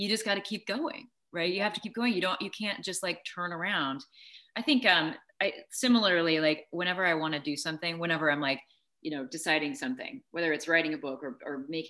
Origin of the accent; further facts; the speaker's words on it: Peoria, Illinois, United States; I grew up in Peoria, Illinois